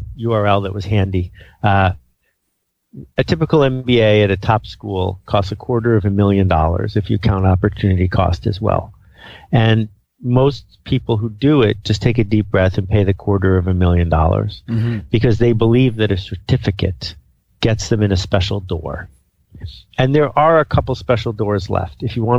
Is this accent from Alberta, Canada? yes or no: no; Algonquin Park, Ontario, Canada; I mean, I grew up in Algonquin Park, about 100 miles from where you are right now.